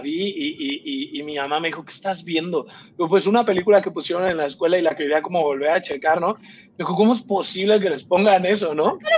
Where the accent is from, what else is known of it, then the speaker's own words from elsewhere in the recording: Irapuato, Guanajuato, Mexico; moved away as an adult; now in Mexico City, Mexico; soy, soy de Irapuato, Guanajuato. Este, nací, crecí allá.